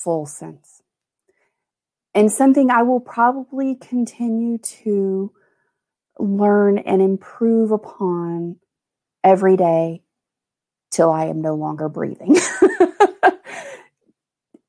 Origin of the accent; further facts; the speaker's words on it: Mobile, Alabama, United States; I grew up in Mobile, Alabama